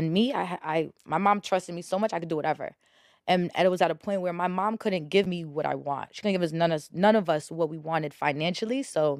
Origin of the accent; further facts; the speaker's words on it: New Jersey, United States; I'm from Bergen County.